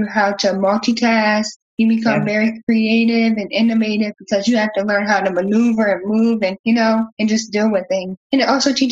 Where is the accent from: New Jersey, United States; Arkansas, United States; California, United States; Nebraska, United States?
New Jersey, United States; also born or lived in the South (US); now in Southern United States; I'm from New Jersey, so I'm used to snow, but now that I'm living down south